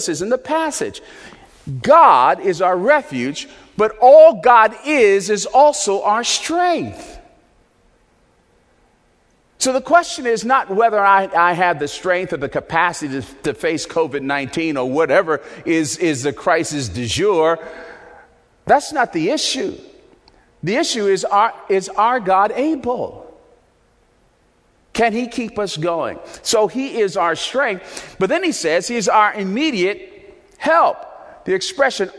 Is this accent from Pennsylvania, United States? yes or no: no; Newark, New Jersey, United States; when I was a little boy and growing up in Newark, New Jersey